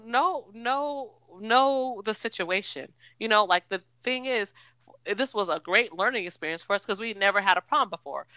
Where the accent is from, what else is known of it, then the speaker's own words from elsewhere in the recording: United States; moved away; also born or lived in East Coast; I'm from Washington